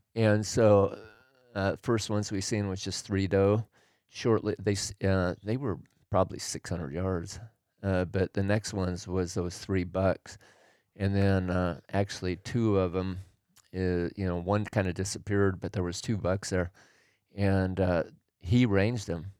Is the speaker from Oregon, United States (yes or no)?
yes; Oregon, United States; I grew up in Oregon